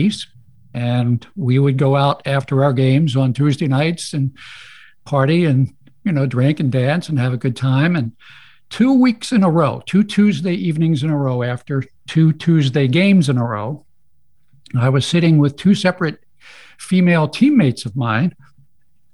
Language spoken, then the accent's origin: English; Baltimore, Maryland, United States; I am a Baltimore native, born and raised in Baltimore, Maryland